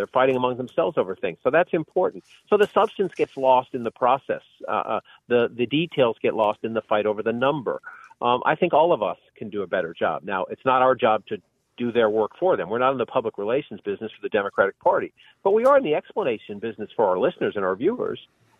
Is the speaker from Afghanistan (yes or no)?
no; Boston, Massachusetts, United States; moved away; the people I grew up with in Dorchester?